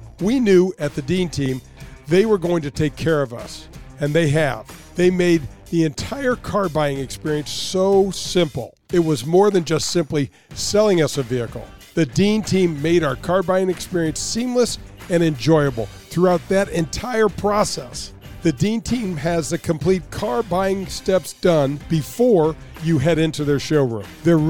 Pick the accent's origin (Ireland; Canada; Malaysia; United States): Canada; But I was in the game, and I'll never forget the impact of being a Canadian and a member of the NHL Hall of Fame.